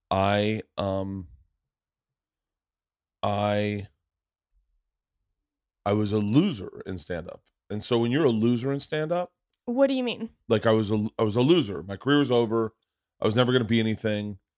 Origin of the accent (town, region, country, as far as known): Tampa, Florida, United States; born or raised there